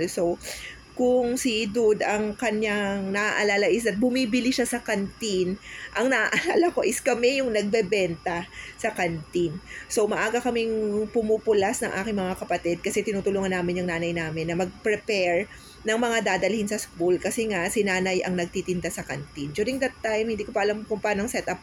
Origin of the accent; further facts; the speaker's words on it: Calabarzon, Philippines; taga Cavite kami